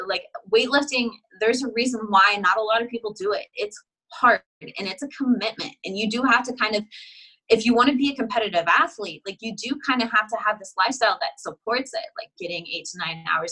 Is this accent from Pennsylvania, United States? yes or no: no; Nebraska, United States; moved away as an adult; also born or lived in Houston, Texas; now in Arizona, United States; I was born and raised in Nebraska, right? Nebraska my whole life